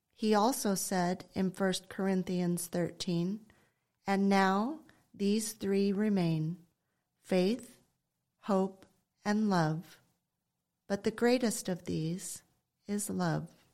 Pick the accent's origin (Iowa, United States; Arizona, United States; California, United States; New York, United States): California, United States; Ojai; my husband Simon and I were raised in Ojai